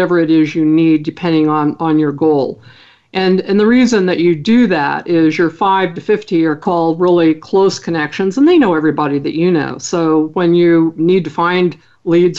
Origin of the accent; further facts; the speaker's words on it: Idaho, United States; I'm from Idaho